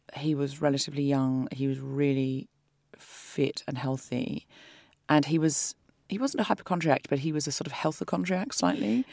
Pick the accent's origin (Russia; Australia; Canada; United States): Australia; moved away; I'm from Australia